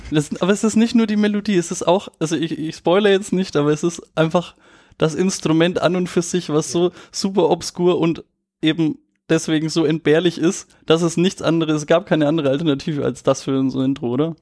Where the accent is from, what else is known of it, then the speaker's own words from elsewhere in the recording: Nuremberg, Bavaria, Germany; ich bin auch aus Nürnberg